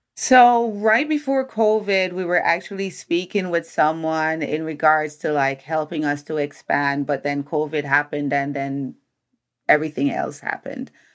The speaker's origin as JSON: {"language": "English", "country": "Jamaica", "tie": "born or raised there", "moved": "yes", "lives_now": "United States", "said": "I'm a Jamaican, Jamaican born"}